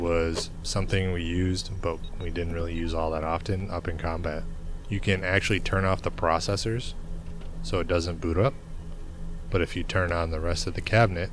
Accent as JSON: {"language": "English", "region": "Michigan", "country": "United States", "tie": "born or raised there", "moved": "yes", "said": "growing up in Michigan, all the car plants and all"}